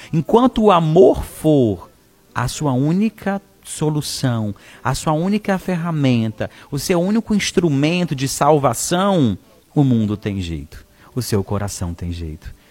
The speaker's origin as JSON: {"language": "Portuguese", "town": "Araxá", "region": "Minas Gerais", "country": "Brazil", "tie": "born or raised there", "moved": "yes", "lives_now": "Fortaleza, Brazil", "said": "Araxá, Minas Gerais, na minha cidade natal"}